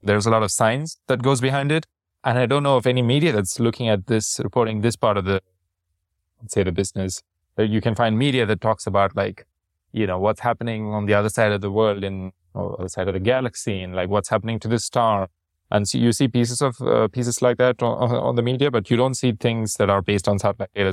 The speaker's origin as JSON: {"language": "English", "town": "Chennai", "region": "Tamil Nadu", "country": "India", "moved": "yes", "said": "I'm from Chennai and we have our food"}